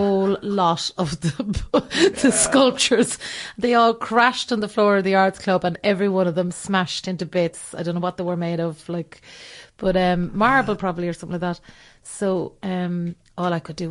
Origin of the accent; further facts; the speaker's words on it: Ireland; I'm not being that Irish person.